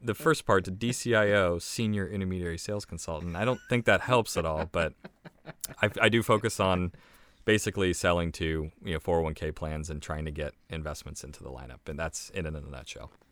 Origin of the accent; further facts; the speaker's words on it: Ohio, United States; moved away as an adult; now in Maryland, United States; I am originally from Ohio. I grew up in Ohio.